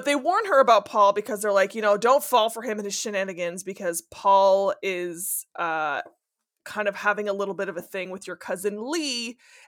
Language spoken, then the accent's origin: English; Northern Ontario, Canada; first language French; English is a second language; I am French. French is my first language, and dirty French. Like, I'm from Northern Ontario.